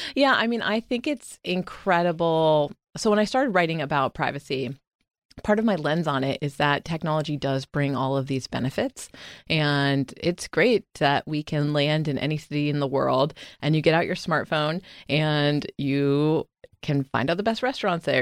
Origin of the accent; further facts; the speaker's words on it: Sarasota, Florida, United States; moved away as an adult; also born or lived in Durham, North Carolina / Washington, D.C. / New York; I grew up in Florida